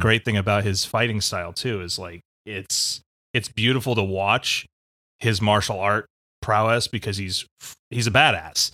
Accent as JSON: {"language": "English", "country": "United States", "said": "as American audiences"}